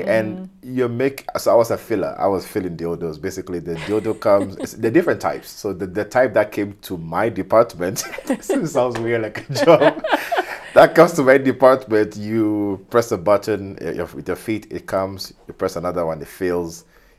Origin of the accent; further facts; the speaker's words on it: Kenya; also born or lived in Ghana; Back home being because I'm from Ghana, but I've lived in Kenya my entire life. So Kenya's my second home.